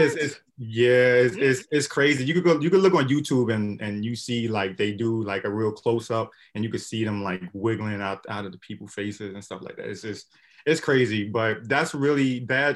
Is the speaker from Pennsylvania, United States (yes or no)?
no; Brooklyn, New York, United States; growing up in Brooklyn